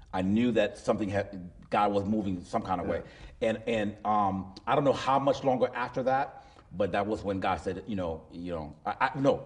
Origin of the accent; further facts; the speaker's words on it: Miami, Florida, United States; that's my hometown